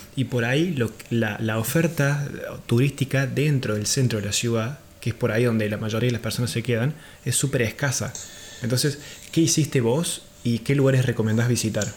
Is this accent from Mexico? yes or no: no; Argentina; siendo argentino